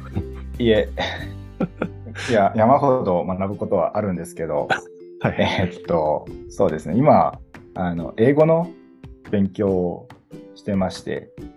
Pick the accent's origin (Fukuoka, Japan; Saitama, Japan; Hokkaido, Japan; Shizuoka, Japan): Fukuoka, Japan; Kitakyushu; also born or lived in Shiga / Tokyo; 生まれも育ちも福岡